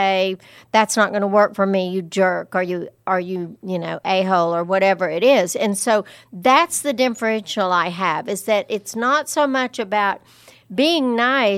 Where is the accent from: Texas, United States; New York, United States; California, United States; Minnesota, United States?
Texas, United States; Lubbock; growing up in Lubbock